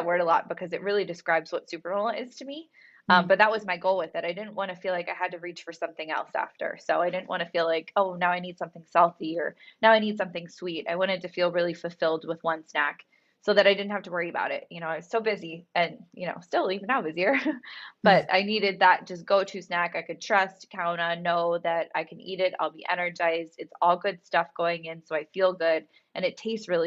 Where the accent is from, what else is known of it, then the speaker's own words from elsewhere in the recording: Pennsylvania, United States; moved away as an adult; also born or lived in Los Angeles; I'm from Pennsylvania